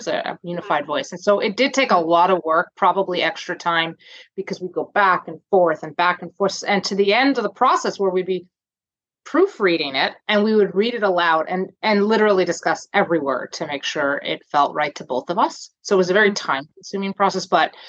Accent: New Jersey, United States; moved away as an adult; now in Toronto, Canada; I'm originally from New Jersey, and I married a Canadian man and live in Toronto now in Canada.

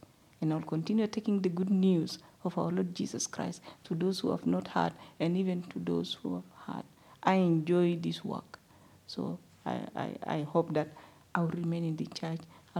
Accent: Sudan; moved away; especially in Uganda when I was out from Sudan.

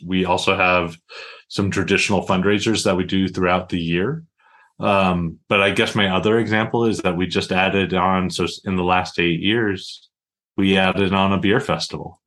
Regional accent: Montana, United States; moved away as an adult; I was born and raised in Montana. Um, happy to call Kalispell home and I've been a member of Daybreak Rotary since I moved back to Montana about eight years ago

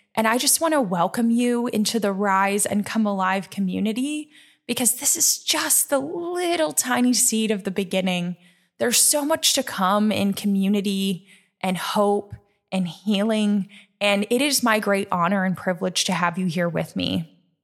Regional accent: Nebraska, United States; moved away as an adult; now in New York, United States; I'm a Nebraska girl, born and raised in Nebraska

